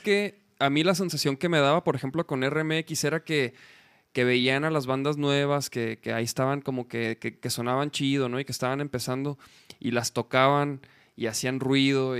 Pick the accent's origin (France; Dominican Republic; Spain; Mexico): Mexico; Chihuahua; moved away as an adult; now in Mexico City, Mexico; yo soy de Chihuahua, güey. A mí me tocó. Yo llegué como en el, 2007